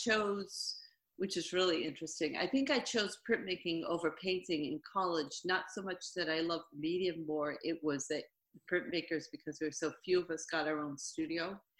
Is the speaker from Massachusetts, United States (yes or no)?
yes; Framingham, Massachusetts, United States; moved away as an adult; also born or lived in Dayton, Ohio; now in Maine, United States; I grew up, I was actually born in Ohio. Oh. And then grew up in Framingham, Massachusetts.